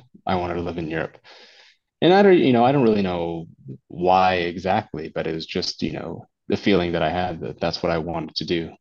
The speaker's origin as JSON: {"language": "English", "country": "United States", "tie": "born or raised there", "moved": "as an adult", "lives_now": "Tarragona, Spain"}